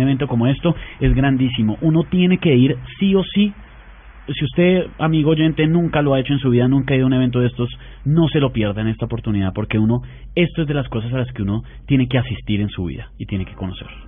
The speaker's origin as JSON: {"language": "Spanish", "region": "Bogotá", "country": "Colombia", "said": "yo soy bogotano"}